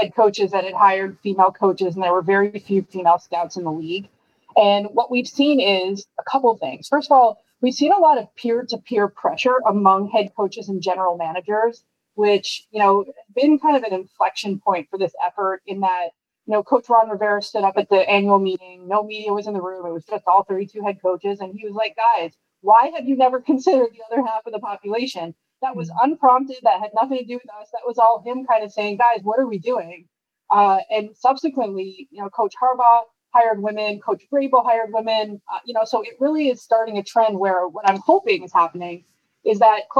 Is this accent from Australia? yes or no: no; Canada; also born or lived in Montreal; I'm Canadian